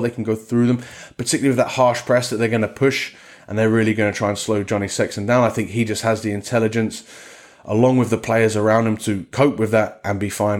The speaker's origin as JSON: {"language": "English", "region": "England", "country": "United Kingdom", "also_born_or_lived": "Portugal", "said": "as an Englishman"}